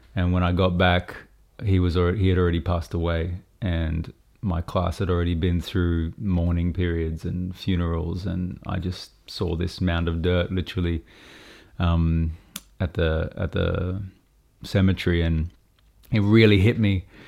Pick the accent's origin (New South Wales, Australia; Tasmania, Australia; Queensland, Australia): Queensland, Australia; Brisbane; I grew up in Brisbane